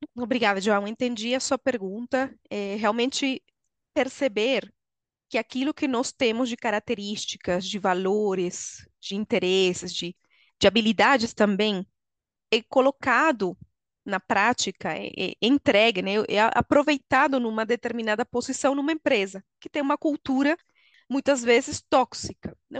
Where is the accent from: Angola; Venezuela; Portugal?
Venezuela; Portuguese is a second language; moved away as an adult; now in Brazil; Sou venezuelana, moro no Brasil há 13 anos